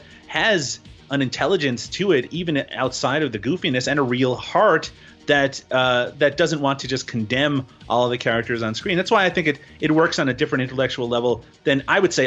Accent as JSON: {"language": "English", "region": "Newfoundland and Labrador", "country": "Canada", "tie": "born or raised there", "said": "I grew up in Newfoundland, Canada"}